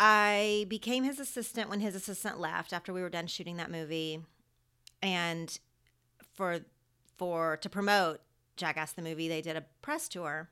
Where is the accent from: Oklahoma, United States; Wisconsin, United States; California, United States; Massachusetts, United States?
Oklahoma, United States; accent: twangy; moved away as an adult; now in Los Angeles, United States; When I was growing up in Oklahoma